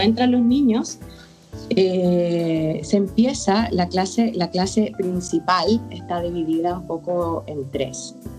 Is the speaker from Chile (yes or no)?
yes; Chile; moved away as an adult; now in Barcelona, Spain; me fui, de Chile, ahora yo vivo en Barcelona